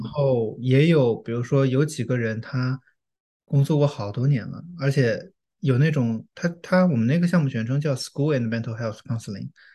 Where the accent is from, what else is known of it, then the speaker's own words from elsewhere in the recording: China; now in United States; 我作为中国人